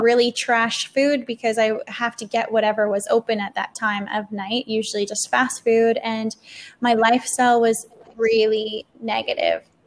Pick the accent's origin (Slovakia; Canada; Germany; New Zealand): Canada; moved away as an adult; I'm from Canada